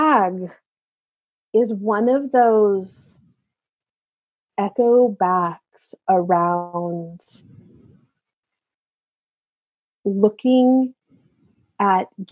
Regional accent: California, United States; I grew up in California, where they've also had awful fires

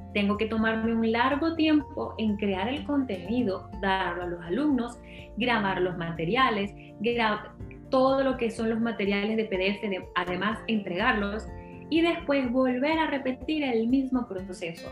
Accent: Venezuela; Yo nací en un lugar, bueno, crecí en un lugar en Venezuela

